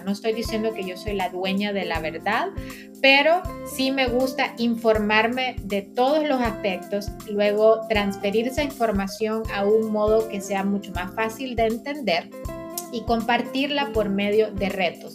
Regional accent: San Pedro Sula, Cortés, Honduras; now in Katy, United States; soy hondureña, a mucha honra, también soy sanpedrana, o mejor decimos jampedrana, ¿verdad? Eh, nací en San Pedro Sula

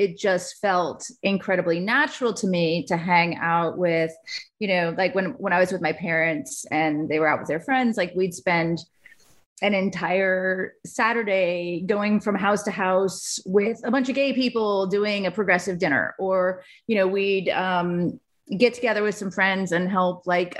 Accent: Iowa, United States; moved away; I was born in Iowa.

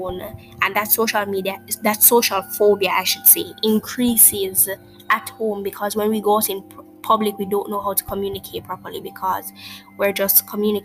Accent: Jamaica; I'm speaking from the Jamaican perspective

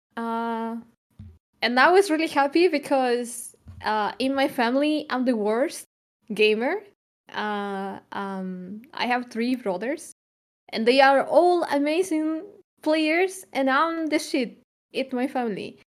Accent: Chile; moved away as an adult; now in Germany; I'm from Chile and I moved to Germany.

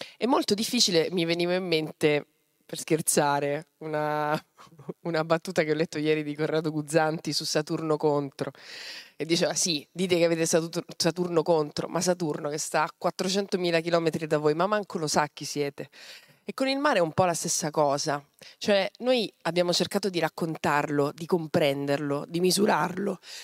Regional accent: Mazara del Vallo, Sicily, Italy; Io sono nata a Mazzara del Vallo

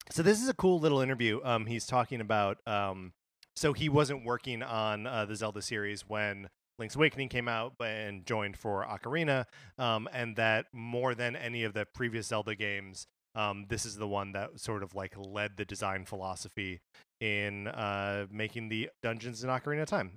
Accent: Wisconsin, United States; I grew up in Wisconsin

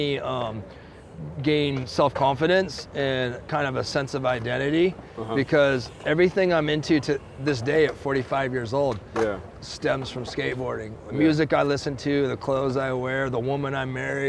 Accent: the Northwest, Pacific Northwest, United States; I'm from the Northwest

